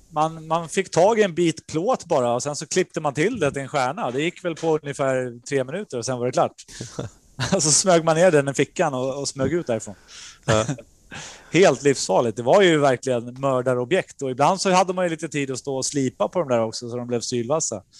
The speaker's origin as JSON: {"language": "Swedish", "town": "Norrtälje", "region": "Stockholm County", "country": "Sweden", "tie": "born or raised there", "also_born_or_lived": "Nerja, Spain", "said": "Jag kom från Norrtälje, och skulle in i, i Stockholmsscenen"}